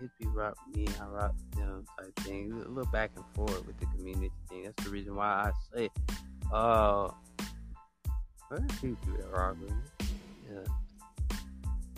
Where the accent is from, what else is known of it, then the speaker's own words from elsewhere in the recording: the South, United States; I'm from the South.